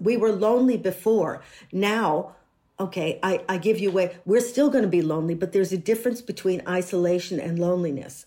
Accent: United States; moved away

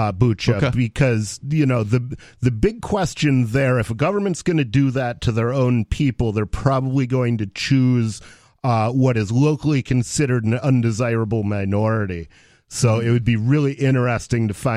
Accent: United States; as an American

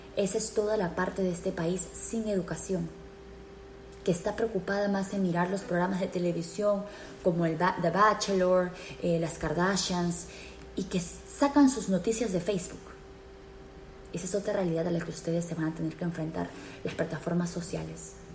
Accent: Peru; moved away; nosotros como peruanos

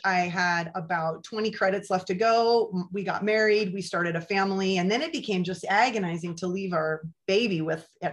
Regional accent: Beaverton, Oregon, United States; now in Newport, United States; I grew up in Beaverton, Oregon

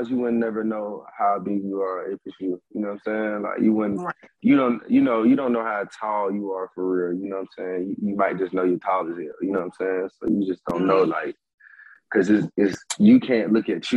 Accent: Stone Mountain, Georgia, United States; I'm from Stone Mountain, Georgia

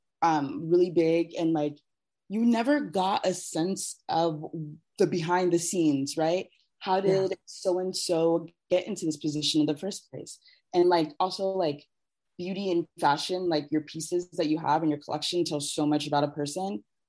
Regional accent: Columbus, Ohio, United States; I grew up outside of Columbus

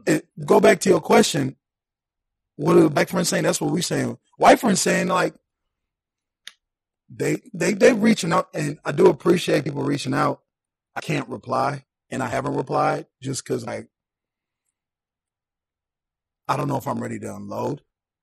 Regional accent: Saint Paul, Minnesota, United States; I'm from St. Paul.

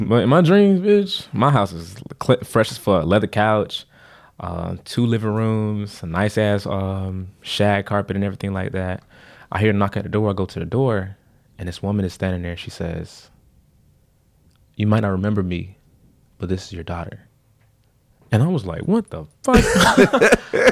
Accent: Florida, United States; we're from Florida

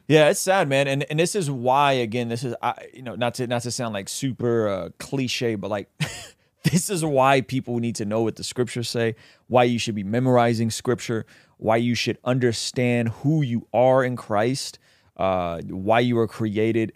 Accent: San Diego, California, United States; I grew up in in the City Heights, North Park area

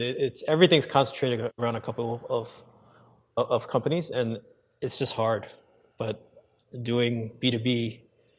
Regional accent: New York, United States; I grew up in New York

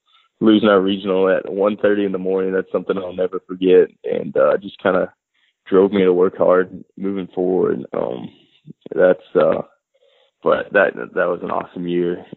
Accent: Minnesota, United States; moved away as an adult; also born or lived in Hattiesburg, Mississippi; Growing up in Minnesota

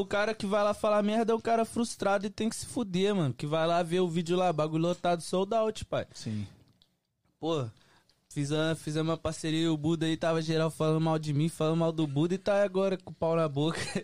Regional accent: Belo Horizonte, Minas Gerais, Brazil; also born or lived in Oakland; now in United States; sou cria de BH

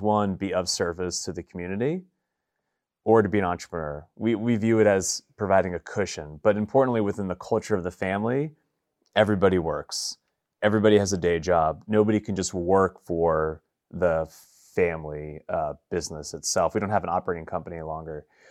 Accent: New York, United States; also born or lived in Boston; now in Nashville, United States; I'm from New York originally

